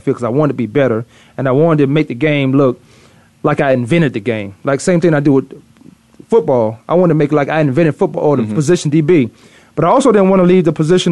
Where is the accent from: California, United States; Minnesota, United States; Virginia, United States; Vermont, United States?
Virginia, United States; I always say I'm from Virginia, but being from Virginia